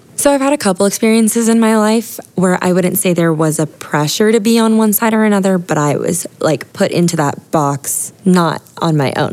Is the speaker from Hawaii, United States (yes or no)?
yes; Honolulu, Hawaii, United States; now in San Diego, United States; I grew up in Hawaii